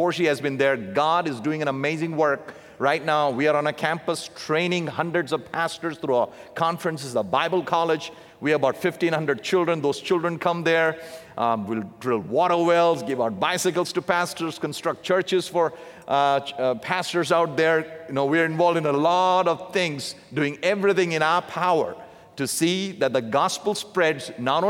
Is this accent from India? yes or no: yes; South India, India; my dad and mom, they were raised in the southern part of India, so I'm a southerner from India in the south.